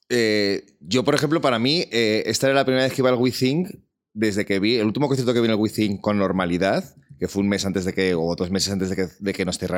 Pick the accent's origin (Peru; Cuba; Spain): Spain; Madrid, Community of Madrid; Yo es que me he vacunado en mi hospital como buen madrileño.